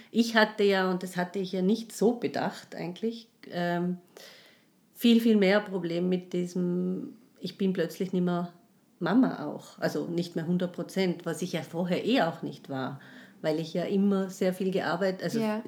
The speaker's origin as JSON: {"language": "German", "region": "Tyrol", "country": "Austria", "moved": "yes", "said": "ich komme aus Tirol"}